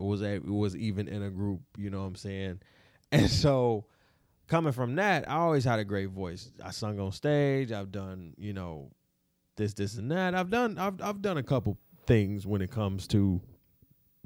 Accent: Detroit, Michigan, United States; I'm from Detroit. For real, shout out to the 313

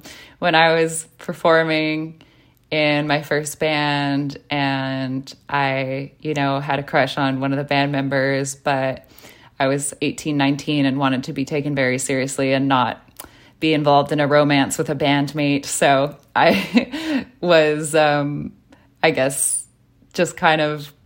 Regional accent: Vancouver, British Columbia, Canada; now in Montreal, Canada; growing up in Vancouver, the Francophone community is pretty small

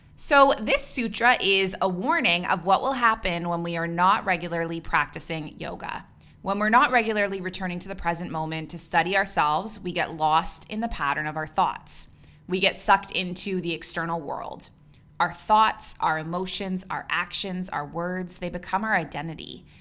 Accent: Canada; moved away as an adult; also born or lived in Dubai / Abu Dhabi; now in Bali, Indonesia; I'm a Canadian who moved across the world at age twenty-three, and I never went back

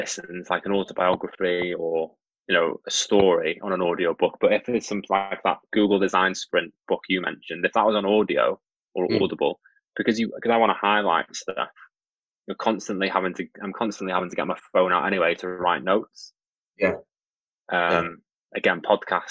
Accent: North Wales, United Kingdom; I grew up in North Wales

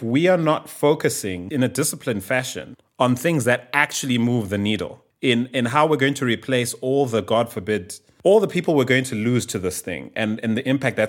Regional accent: Bulawayo, Zimbabwe; there are so few ICU beds in my hometown of Bulawayo

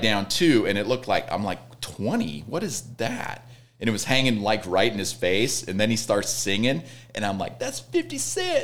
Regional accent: Red Oak, Iowa, United States; moved away; my hometown is Red Oak, Iowa

